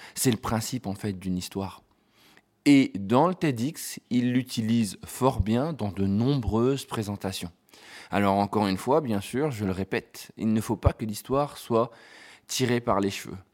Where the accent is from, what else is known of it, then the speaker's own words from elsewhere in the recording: France; en tant que Français